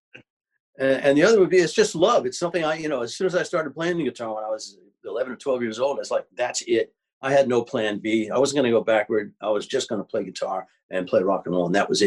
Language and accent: English; New York City, New York, United States; moved away; I'm from New York City